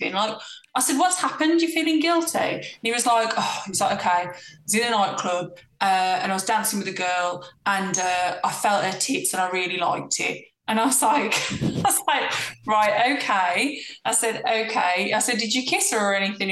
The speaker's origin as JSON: {"language": "English", "area": "Black Country", "region": "West Midlands", "country": "United Kingdom", "tie": "born or raised there", "said": "my hometown in the Black Country"}